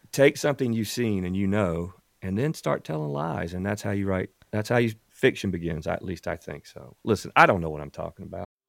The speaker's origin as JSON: {"language": "English", "region": "South Carolina Low Country", "country": "United States", "tie": "born or raised there"}